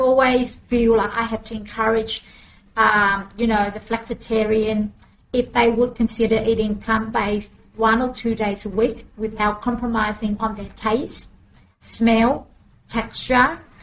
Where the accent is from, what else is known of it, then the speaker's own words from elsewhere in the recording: Australia; also born or lived in Vietnam; I came to Australia as a refugee mm. since um, 1980, the 20th of June, we arrived in Australia